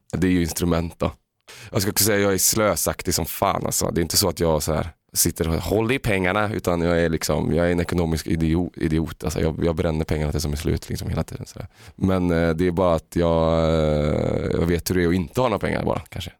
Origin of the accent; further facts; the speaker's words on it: Uddevalla, Västra Götaland, Sweden; jag är en arbetarklassunge från Uddevalla